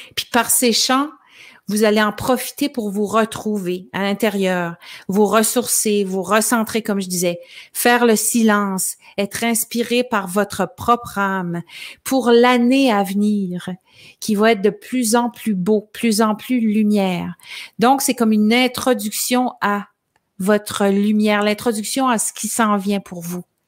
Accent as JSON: {"language": "French", "town": "L'Ascension", "region": "Quebec", "country": "Canada", "tie": "born or raised there", "said": "dans mon village natal qui s'appelle l'Ascension"}